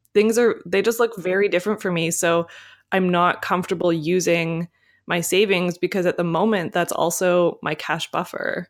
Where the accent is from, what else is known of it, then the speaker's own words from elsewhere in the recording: Canada; being a Canadian